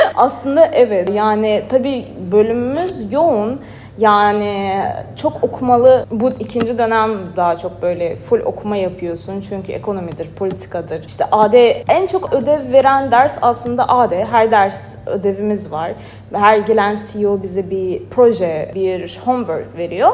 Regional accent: Azerbaijan; moved away as an adult; now in Istanbul, Turkey; Azerbaycan doğumluyum. Zaten İstanbul'un da ilk senem

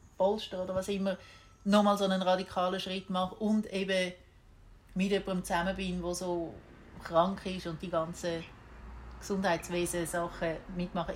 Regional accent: Switzerland; moved away as an adult; ich bin keine typische Schweizerin

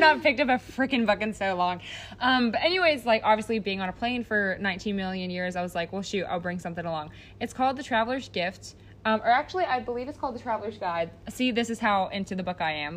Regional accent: United States; I'm so American

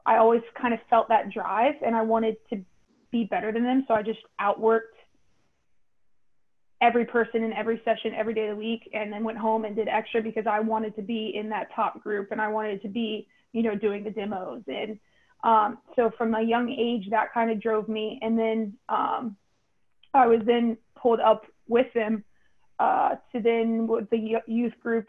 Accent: Raleigh, North Carolina, United States; I'm from Raleigh

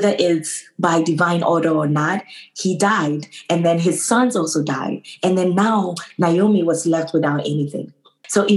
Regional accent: Ghana; also born or lived in New York, United States; now in Boston, United States; I was born and raised in Ghana, moved to New York, got married to a wonderful man who lives in Boston. So now I live in Boston

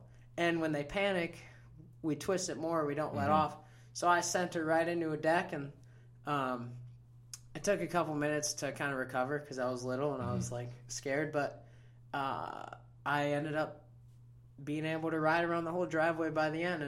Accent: Wisconsin, United States; also born or lived in Clarkston, Michigan; now in Florida, United States; Now, Clarkston, Michigan, actually. And then when I was real young, probably 3, we moved over to Wisconsin. And that's where I started to ride.

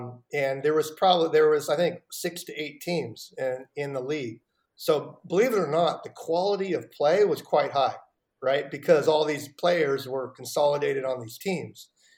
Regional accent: Seattle, Washington, United States; I grew up with NASL, North American Soccer League. I grew up in Seattle.

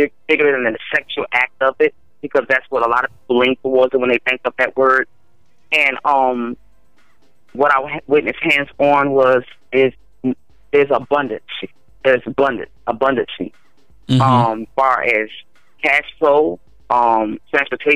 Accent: North Carolina, United States; also born or lived in New York; I was born in New York, raised in North Carolina

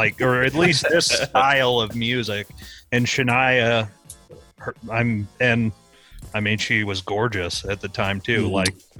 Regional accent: Washington, United States; growing up in Washington

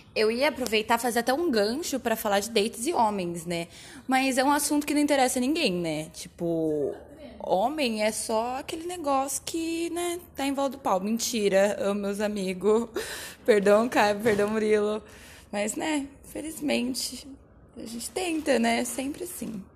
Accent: Indaiatuba, São Paulo, Brazil; eu sou de Indaiatuba, que é uma cidade muito pequena

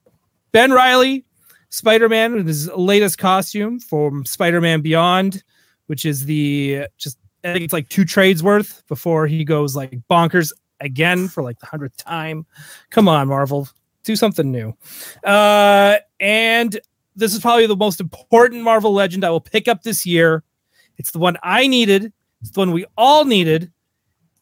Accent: Canada; I'm Canadian

